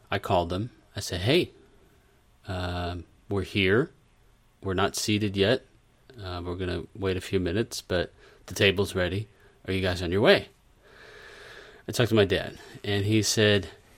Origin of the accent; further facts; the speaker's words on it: Brazil; moved away; I was from Brazil